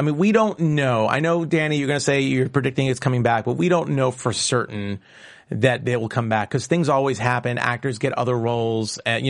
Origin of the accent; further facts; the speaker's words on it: New York, United States; accent: New York; It's my New York accent.